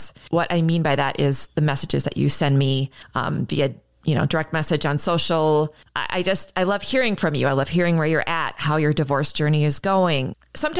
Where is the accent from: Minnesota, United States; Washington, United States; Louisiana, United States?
Minnesota, United States; St. Paul; my hometown of St. Paul